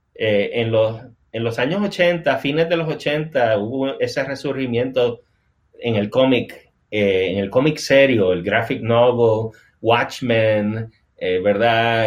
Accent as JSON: {"language": "Spanish", "country": "Puerto Rico", "tie": "born or raised there", "moved": "as an adult", "lives_now": "North Carolina, United States", "said": "está basado en las vivencias de yo criarme en Puerto Rico y, y vivir toda mi vida adulta en Puerto Rico. O sea, yo me mudé aquí a Carolina del Norte hace casi dos años."}